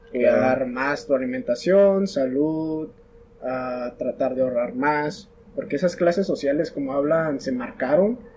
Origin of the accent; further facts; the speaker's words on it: Mexico; lástima como mexicano puedo decir que pues el mexicano no tiene mucha esa visión